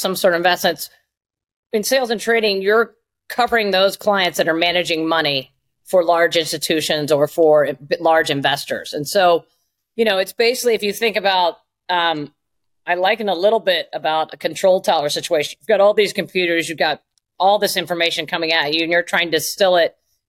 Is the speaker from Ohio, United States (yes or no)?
yes; Southern Ohio, United States; moved away as an adult; also born or lived in Chicago / New York; I grew up in a really small town in Southern Ohio, not far from Kentucky, actually